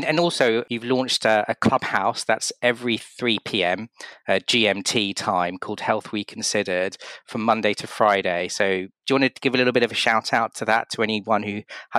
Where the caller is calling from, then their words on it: London, United Kingdom; I'm calling from London and you're over in California.